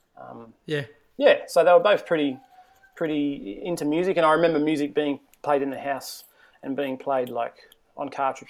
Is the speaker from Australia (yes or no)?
yes; Newcastle, New South Wales, Australia; I was born in Newcastle, Newcastle Hospital, right on the beach there